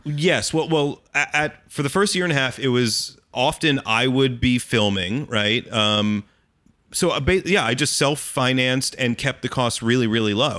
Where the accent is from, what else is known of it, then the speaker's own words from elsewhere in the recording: Allentown, Pennsylvania, United States; when I was, like, twelve or thirteen years old, growing up in Allentown, Pennsylvania